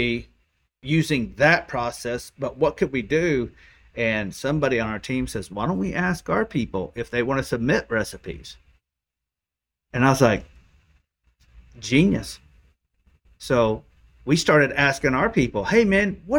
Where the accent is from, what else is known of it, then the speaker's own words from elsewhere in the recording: Oklahoma, United States; I'm from Oklahoma